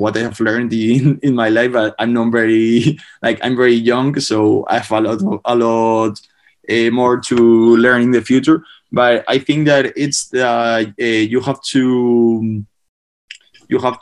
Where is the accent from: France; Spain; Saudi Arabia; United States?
Spain; before, I used to play sports in Spain, like basketball or tennis